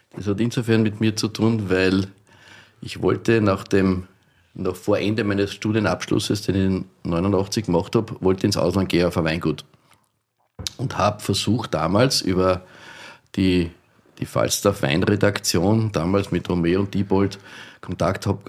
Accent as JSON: {"language": "German", "country": "Austria", "said": "bei uns in Österreich"}